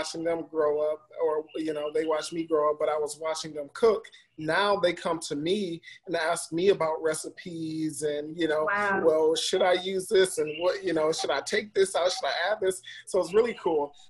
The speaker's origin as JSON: {"language": "English", "town": "Detroit", "region": "Michigan", "country": "United States", "moved": "as an adult", "lives_now": "Los Angeles, United States", "said": "I will represent Detroit everywhere I go"}